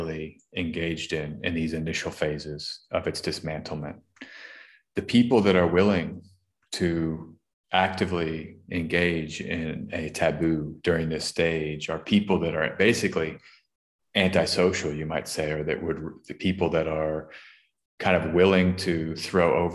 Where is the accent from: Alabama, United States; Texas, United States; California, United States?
Texas, United States; Austin; Austin, Texas, my hometown